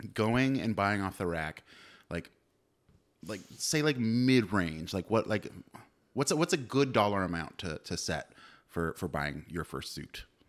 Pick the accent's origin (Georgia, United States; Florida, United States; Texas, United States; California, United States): California, United States; Livermore; born or raised there; also born or lived in Castro Valley